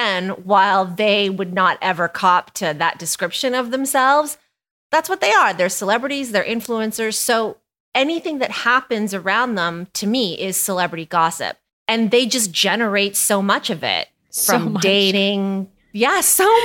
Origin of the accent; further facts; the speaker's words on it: Canada; also born or lived in Toronto; I am Canadian.